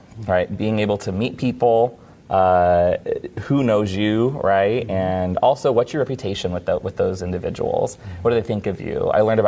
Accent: West Coast, United States; moved away; I grew up on the West Coast. So I was used to Disneyland kind of being in my backyard

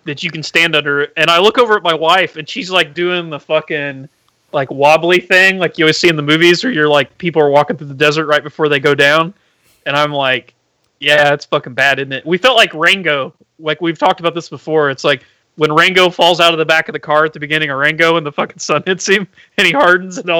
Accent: Indiana, United States; We're from Indiana.

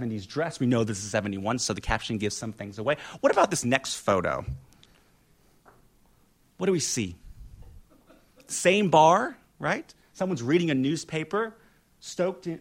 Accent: Indiana, United States; my hometown of Indiana, in Indiana

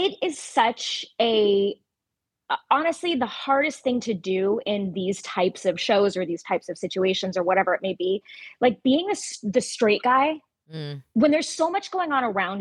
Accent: Ventura County, Southern California, United States; There was great theaters in, you know, the Ventura County area that I grew up in, Los Angeles

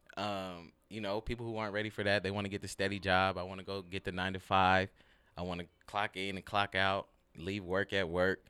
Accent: Ontario, California, United States; moved away as an adult; also born or lived in Liberia; now in Seattle, United States; grew up in L A. More specifically, Ontario

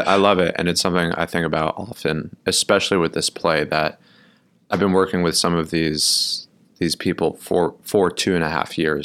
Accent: New York City, New York, United States; also born or lived in Milwaukee, Wisconsin; I grew up in Brooklyn, New York

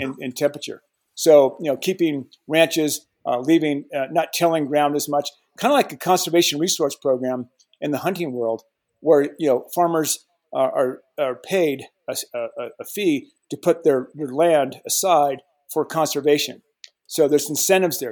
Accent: Colorado, United States; I was born and raised in Colorado

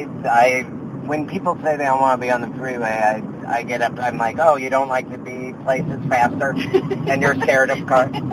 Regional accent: Missoula, Montana, United States; moved away as an adult; also born or lived in Texas; now in Los Angeles, United States; I'm from Missoula, Montana

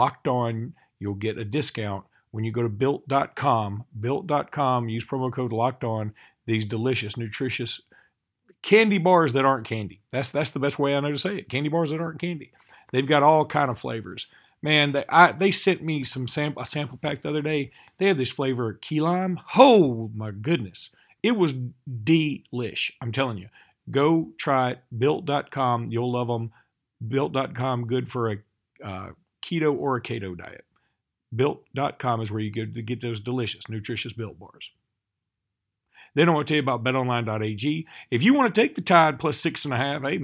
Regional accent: Alexander City, Alabama, United States; I'm from Alexander City, Alabama. It's a stone's throw from Auburn

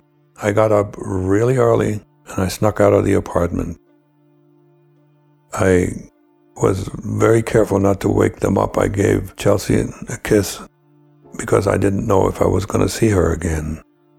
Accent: East Germany, Germany; moved away; my home country, the East Germany

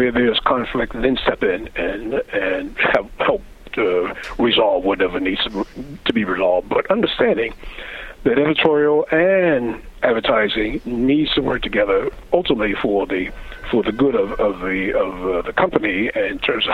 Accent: New York, United States; also born or lived in Farmville, Virginia; I was born in New York

